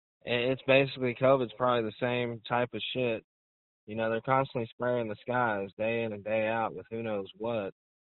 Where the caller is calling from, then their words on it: Arkansas, United States; I'm calling from Arkansas.